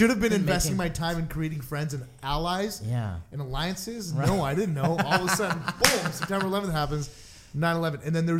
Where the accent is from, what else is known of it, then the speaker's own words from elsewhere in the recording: Guelph, Ontario, Canada; I did not grow up in a multicultural city. I grew up in a small city called Guelph.